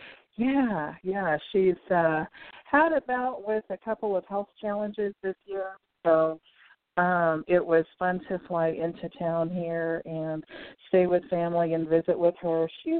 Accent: Salem, Oregon, United States; moved away; I was born in Salem, Oregon. And lots and lots of family here.

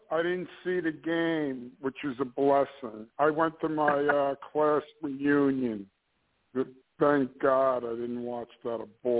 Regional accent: New Jersey, United States; moved away; I'm from New Jersey originally.

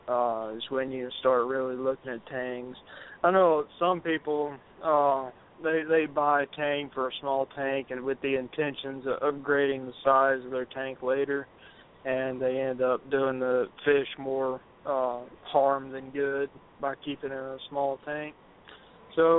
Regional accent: the South, United States; I'm from the South

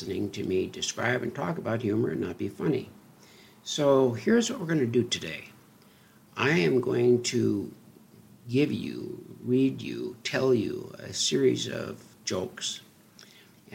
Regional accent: North Dakota, United States; I grew up in North Dakota

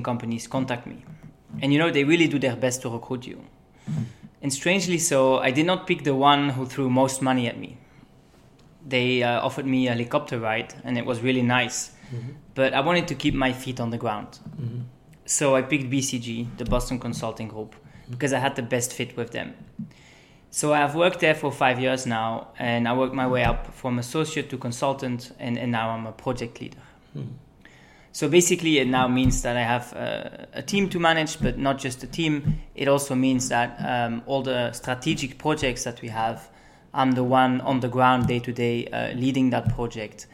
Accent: Belgium; moved away as an adult; also born or lived in United Kingdom / Argentina; now in United States; I come from Belgium. I was born in the UK, actually. And now I'm in the US.

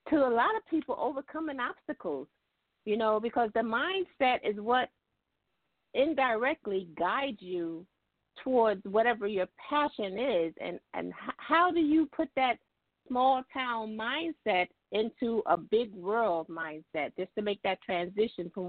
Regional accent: Gaston, Alabama, United States; I'm I'm from Alabama, just a little under two two hundred miles from you. I'm from Gaston, Alabama, and but I'm an army brat

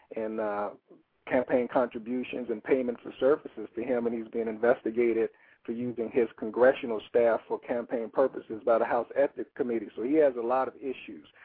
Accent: Chicago, Illinois, United States; my experiences growing up in Woodlawn

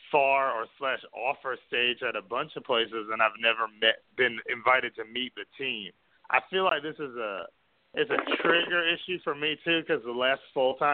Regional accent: New York City, New York, United States; I mean, I grew up in New York City, but I lost that, I think.

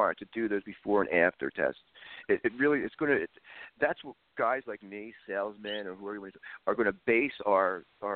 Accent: Philadelphia, Pennsylvania, United States; moved away; I'm from Philadelphia

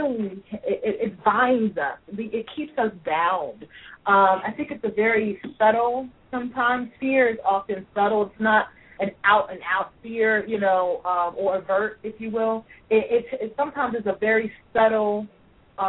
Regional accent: Louisville, Kentucky, United States; I'm from Louisville, Kentucky

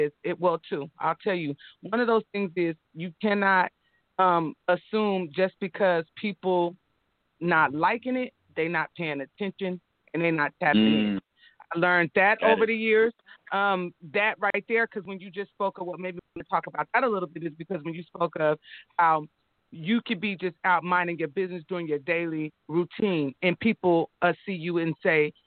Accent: Sacramento, California, United States; I'm from south side. I'm from Meadowview. I went to city

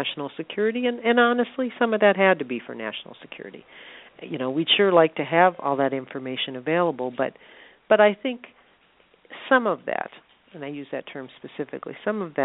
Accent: South Dakota, United States; moved away; also born or lived in Chicago, Illinois; When I was a child, I lived in South Dakota. I'm originally from Chicago, and then we moved to South Dakota.

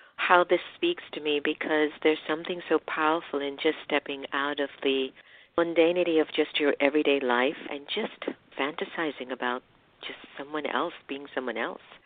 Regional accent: United States; my heritage being half Indian and half African Caribbean and being raised in the United States

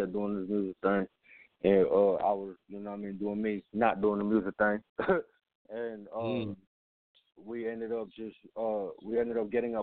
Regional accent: Chicago, Illinois, United States; also born or lived in Germany; I grew up in Chicago

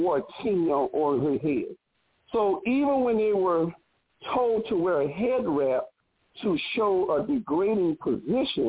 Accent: United States; the people just didn't even know that I was from the United States.

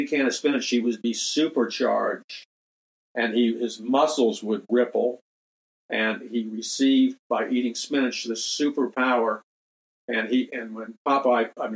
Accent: United States; growing up in American society

